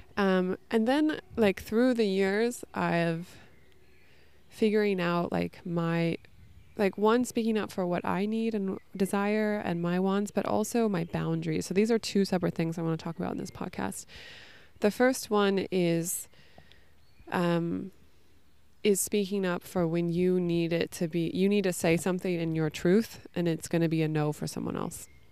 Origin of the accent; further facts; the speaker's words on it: California, United States; moved away as an adult; also born or lived in New York City; I'm from California originally